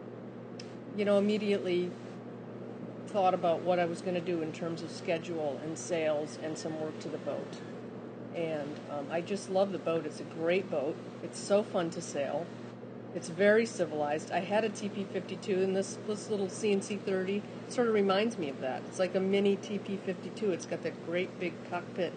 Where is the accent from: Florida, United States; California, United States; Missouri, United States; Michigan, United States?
Michigan, United States; just north of Detroit; I grew up in Michigan, just north of Detroit